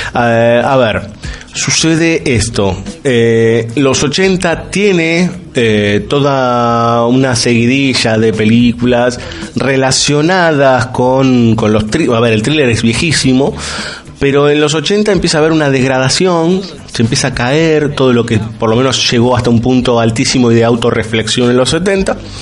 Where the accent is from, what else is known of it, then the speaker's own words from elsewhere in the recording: Argentina; como argentino, si quieren, como sudaca para los demás